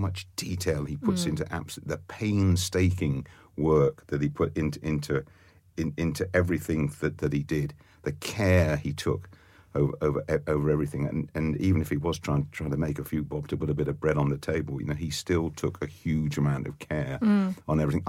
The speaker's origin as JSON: {"language": "English", "town": "Oxford", "region": "South East England", "country": "United Kingdom", "tie": "born or raised there", "moved": "yes", "lives_now": "Cookham, United Kingdom", "said": "I was brought up in Oxford, and born and brought up in Oxford"}